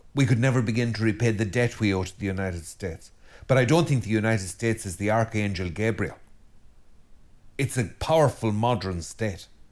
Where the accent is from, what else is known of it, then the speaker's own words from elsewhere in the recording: Ireland; as an Irishman and as an Irish Christian and priest